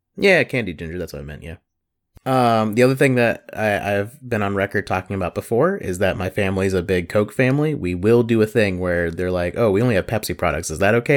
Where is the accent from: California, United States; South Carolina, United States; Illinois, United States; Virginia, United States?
South Carolina, United States; I'm from South Carolina